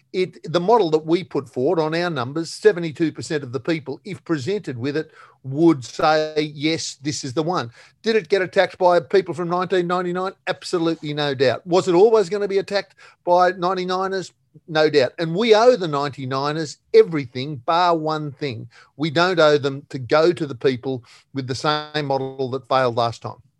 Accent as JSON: {"language": "English", "country": "Australia", "said": "I am, you are, we are Australian"}